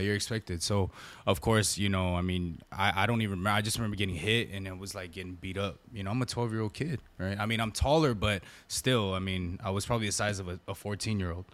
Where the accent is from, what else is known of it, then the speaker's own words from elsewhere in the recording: San Gabriel Valley, California, United States; I grew up in the San Gabriel Valley